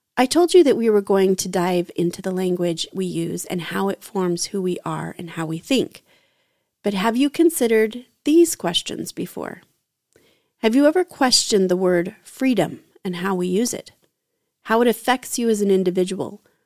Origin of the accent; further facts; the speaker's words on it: United States; as an American white heterosexual woman.